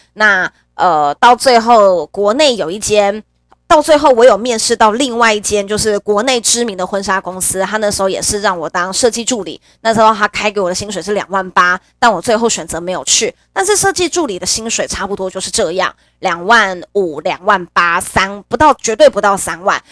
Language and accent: Chinese; Nantou County, Taiwan; moved away as an adult; 我自己本身是中部的小孩，我是南投人